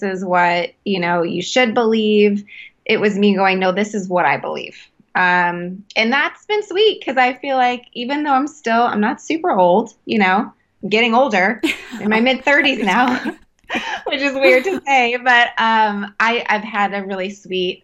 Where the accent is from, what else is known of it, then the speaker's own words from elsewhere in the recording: Calgary, Alberta, Canada; I was born in Canada, actually. I was born in Calgary, Alberta